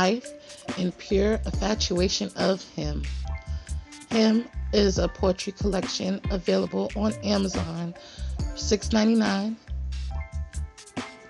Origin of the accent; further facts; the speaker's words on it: New York City, New York, United States; as a young black girl growing up in New York